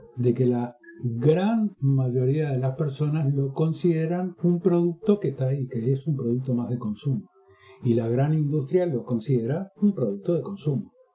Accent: Uruguay; En mi país no existe, como existe en México, en Argentina, en Brasil, la carrera de musicoterapia

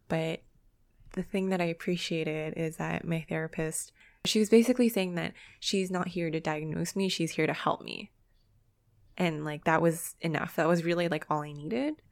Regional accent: Canada; we are very privileged growing up in Canada

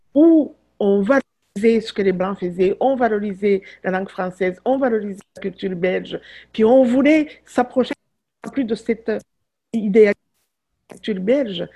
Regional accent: Butare, Southern Province, Rwanda; now in Quebec, Canada; la, ville où je suis née, à Boutaré

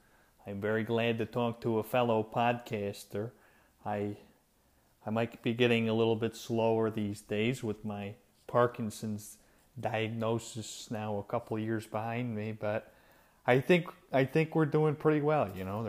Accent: New York, United States; although I'm from the Bronx in New York City, but people think I'm from Omaha, Nebraska, because I enunciate every vowel like it's my last.

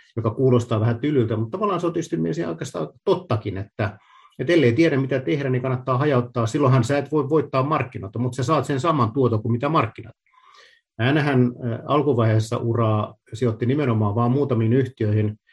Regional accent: Luvia, Satakunta, Finland; moved away as an adult; also born or lived in Pori / Vaasa; Mä oon kotoisin porja Rauman välistä sellaisesta pienestä paikasta kuin Luvia, käynyt koulut Porissa

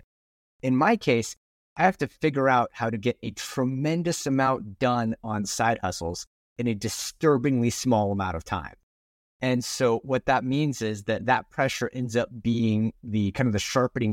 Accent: Portland, Oregon, United States; I'm from the Portland, Oregon area. My family's here. I've spent my whole life in the Portland, Oregon area.

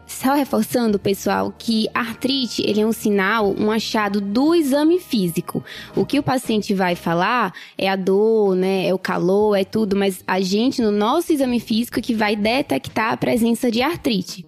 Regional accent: Recife, Pernambuco, Brazil; moved away as an adult; now in São Paulo, Brazil; eu sou de Recife, eu me formei na Faculdade Pernambucana de Saúde é, e eu vim para cá

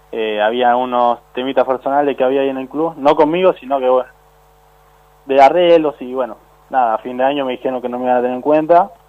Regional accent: Lanús, Buenos Aires Province, Argentina; Sí, vengo de Lanús.

